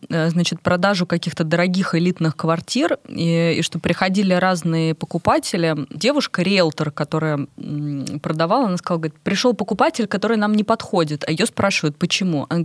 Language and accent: Russian; Togliatti, Samara Oblast, Russia; Я из Тольятти.